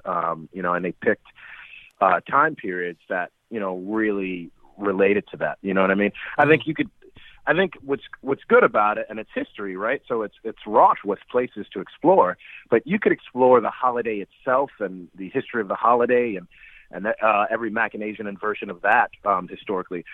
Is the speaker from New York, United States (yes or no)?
yes; New York City, New York, United States; moved away; my hometown of, from Brooklyn